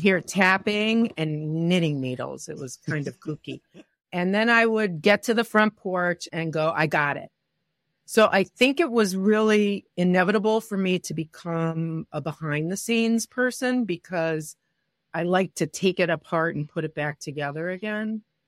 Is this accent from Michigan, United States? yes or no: yes; Detroit, Michigan, United States; moved away as an adult; also born or lived in New York; I grew up in Detroit